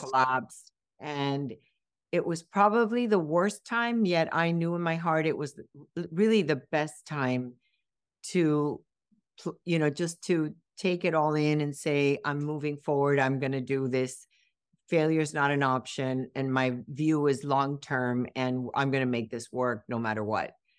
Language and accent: English; Miami, Florida, United States; also born or lived in Cuba; I grew up in Miami, and, um, this is home